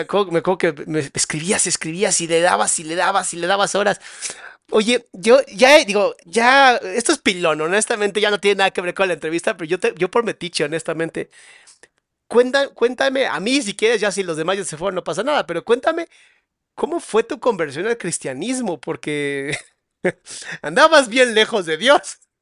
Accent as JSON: {"language": "Spanish", "country": "Mexico", "said": "los que somos mexicanos"}